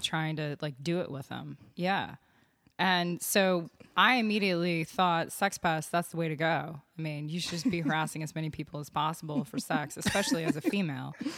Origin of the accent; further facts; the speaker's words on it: Austin, Texas, United States; also born or lived in Vermont; I'm from, uh, Austin, born and raised.